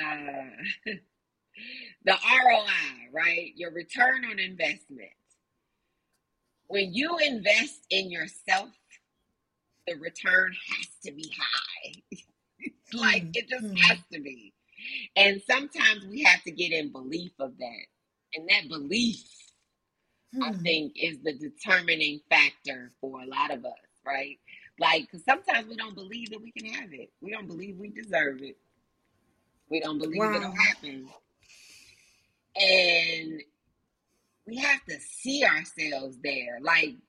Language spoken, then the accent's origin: English; Chicago, Illinois, United States; moved away as an adult; also born or lived in Alabama; I'm from Chicago